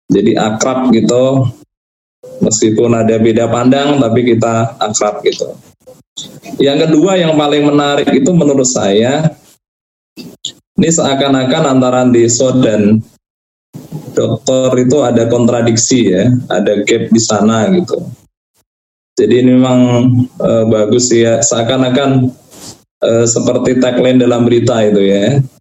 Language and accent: Indonesian; Java, Indonesia; Saya saya orang Jawa gitu.